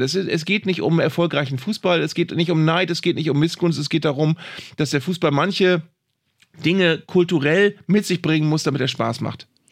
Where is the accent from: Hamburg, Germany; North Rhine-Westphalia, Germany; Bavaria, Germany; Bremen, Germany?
Bremen, Germany; als Bremer